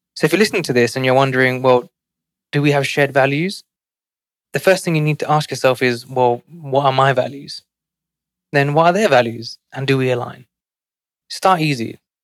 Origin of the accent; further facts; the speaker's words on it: London, United Kingdom; now in New York City, United States; growing up in one of London's most financially